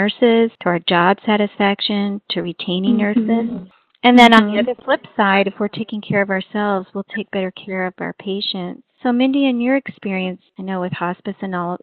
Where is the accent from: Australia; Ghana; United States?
United States; Alaska; I'm actually from Alaska